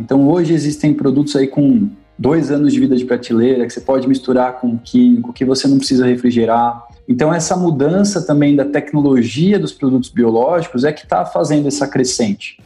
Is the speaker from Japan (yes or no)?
no; São Paulo, Brazil; moved away; eu sou paulistano, cresci na capital, mas desde que tive a oportunidade nunca mais para lá voltei